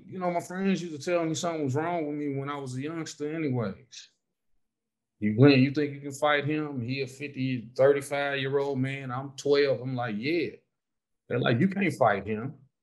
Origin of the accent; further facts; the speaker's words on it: Southfield, Michigan, United States; moved away; also born or lived in Detroit, Michigan; I'm from Southfield though. I'm outside the city.